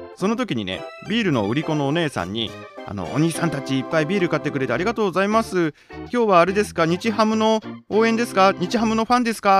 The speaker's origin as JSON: {"language": "Japanese", "town": "Chofu", "region": "Tokyo", "country": "Japan", "tie": "born or raised there", "also_born_or_lived": "Kawasaki, Kanagawa", "moved": "as an adult", "said": "私生まれ故郷が東京は調布市"}